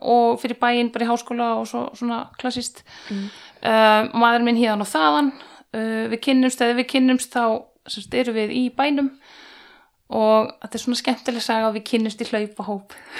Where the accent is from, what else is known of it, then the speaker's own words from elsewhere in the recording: Hella, Southern Region, Iceland; moved away as an adult; also born or lived in North Iceland; now in Höfn í Hornafirði, Iceland; ég er alveg upp á Hellu á Suðurlandi